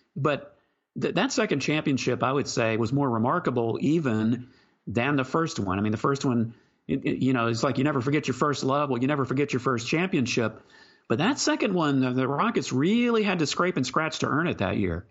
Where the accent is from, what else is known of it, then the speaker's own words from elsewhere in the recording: Houston, Texas, United States; growing up in the Love You Blue era